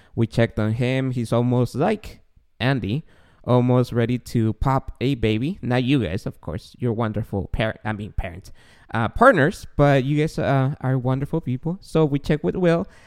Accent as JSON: {"language": "English", "country": "Guatemala", "tie": "born or raised there", "moved": "yes", "lives_now": "United States", "said": "I grew up in Guatemala"}